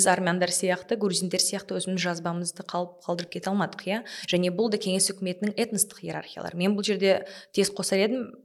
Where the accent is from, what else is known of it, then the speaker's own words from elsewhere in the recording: Kazakhstan; мен сол үш тілді қазақ болған мүмкіндігім бар бірақ мен ол үш орыс тілді ортада өскен адаммын